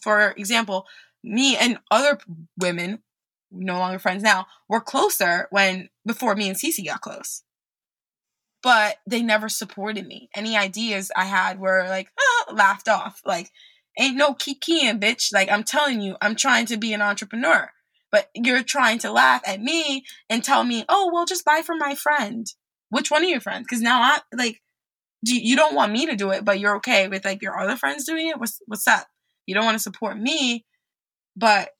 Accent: New York, United States; moved away as an adult; also born or lived in France; now in Texas, United States; I'm from New York

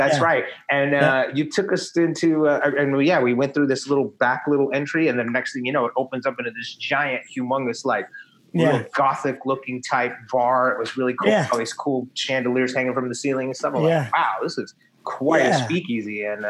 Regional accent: Texas, United States; moved away as an adult; I'm from Texas.

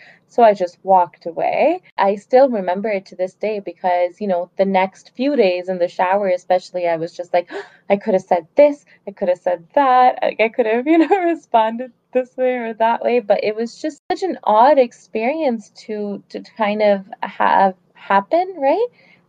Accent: Pakistan; now in Canada; "Oh, well, I'm from Canada, but originally I'm from Pakistan."

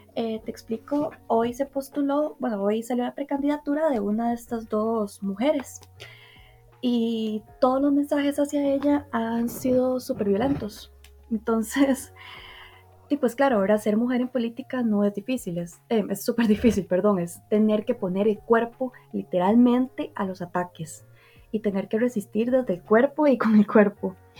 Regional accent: Heredia, Costa Rica; yo soy de Heredia de Costa Rica

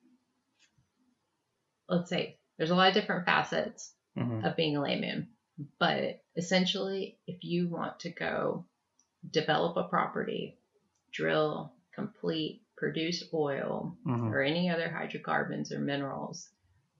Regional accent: Houston, Texas, United States; I grew up in Houston, Texas

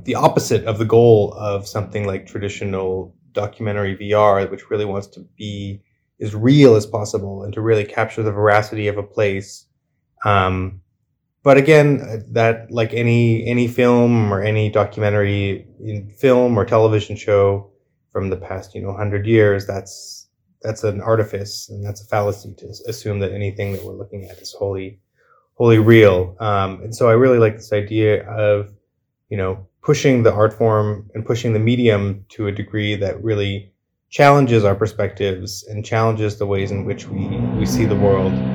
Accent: Canada; I come from Canada

